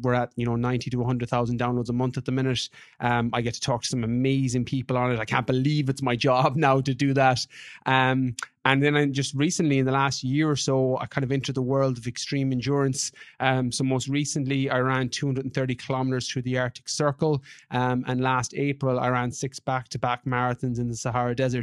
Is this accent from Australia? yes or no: no; west of Ireland, Ireland; moved away as an adult; I'm from Ireland originally, from, from the West.